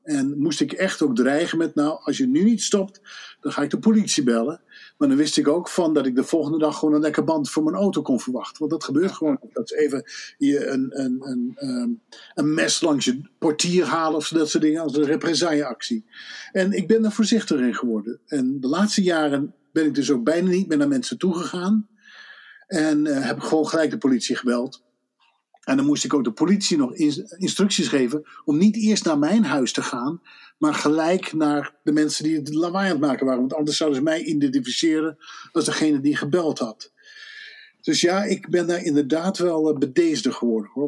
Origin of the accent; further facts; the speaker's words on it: Netherlands; moved away as an adult; now in United States; als je als Hollander op een gegeven moment emigreert, wat ik twintig jaar geleden heb gedaan